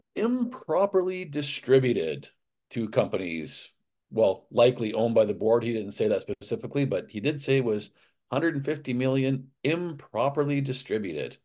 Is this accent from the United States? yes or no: no; Alberta, Canada; I was from Alberta